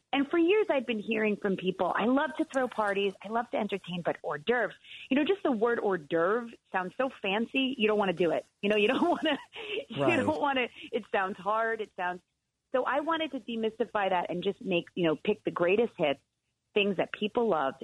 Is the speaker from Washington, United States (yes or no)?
no; New York, United States; I'm such a New Yorker